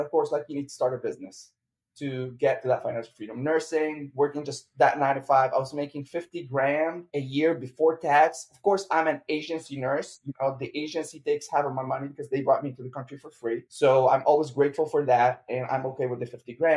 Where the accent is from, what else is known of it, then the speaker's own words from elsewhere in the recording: Lebanon; moved away as an adult; also born or lived in San Diego, United States / Champaign, Illinois; now in United States; I'm Lebanese, so I came from Lebanon to the United States in 2017